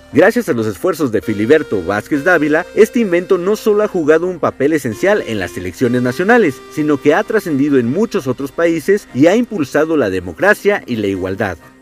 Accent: Mexico; Como mexicano

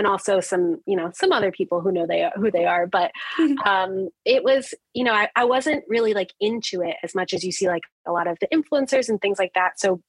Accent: New Jersey, United States; I grew up in New Jersey

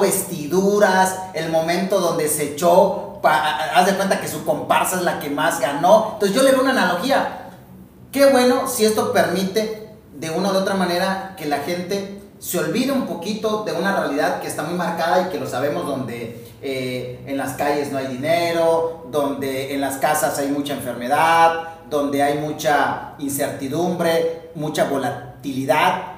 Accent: Mexico; el mexicano se ríe de su propia desgracia

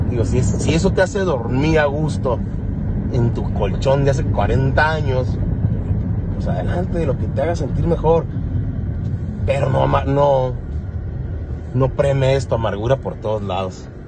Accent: Mexico; Porque así somos los mexicanos, maricón y joto es una palabra denostante.

